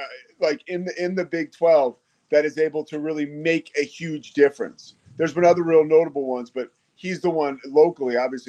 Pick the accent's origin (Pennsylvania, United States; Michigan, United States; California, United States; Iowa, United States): Pennsylvania, United States; And as a kid growing up in Pennsylvania, you know, the Big Eight, which was, you know, and then the Southwest Conference.